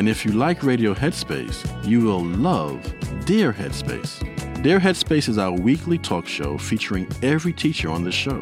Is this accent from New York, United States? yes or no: yes; New York City, New York, United States; when I was growing up in the Bronx